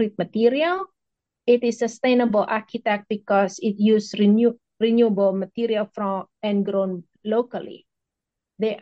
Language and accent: English; Indonesia; now in United States; I am from Indonesia